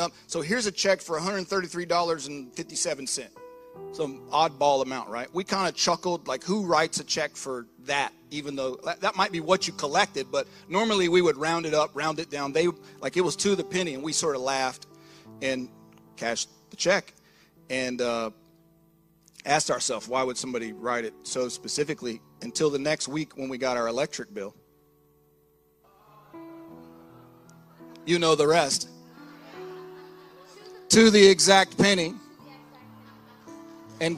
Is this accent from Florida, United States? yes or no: yes; Lake City, Florida, United States; I grew up in North Florida, Lake City area